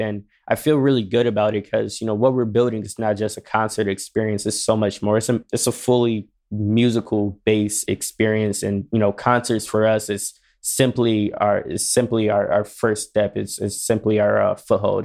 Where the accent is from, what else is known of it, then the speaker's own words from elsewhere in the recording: Detroit, Michigan, United States; moved away as an adult; now in West Hollywood, United States; I am originally from Detroit. I am new to L